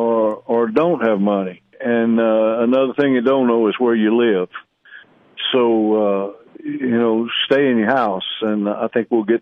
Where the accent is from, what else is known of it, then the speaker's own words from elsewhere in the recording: South Louisiana, United States; I'm from South Louisiana